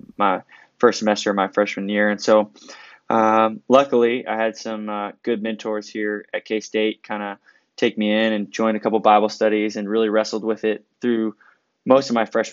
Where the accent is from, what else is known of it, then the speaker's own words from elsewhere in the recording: Houston, Texas, United States; moved away as an adult; now in Manhattan, Kansas, United States; I grew up in Houston, Texas